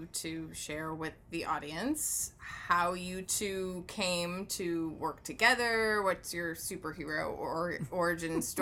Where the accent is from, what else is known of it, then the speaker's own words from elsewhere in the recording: Michigan, United States; moved away as an adult; now in Los Angeles, United States; I'm from Michigan.